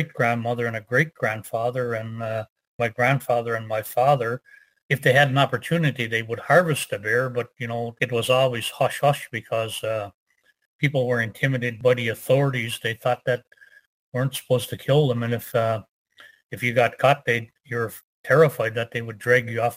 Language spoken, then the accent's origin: English; Rigolet, Newfoundland and Labrador, Canada; I'm from Riglet, Nunatsiavut. I'm an Inuk. You know, Riglet's been my home pretty much all of my life.